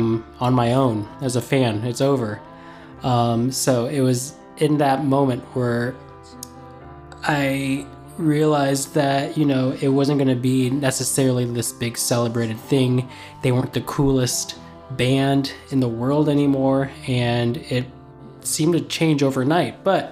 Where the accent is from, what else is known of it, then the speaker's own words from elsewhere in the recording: Indiana, United States; I'm from Indiana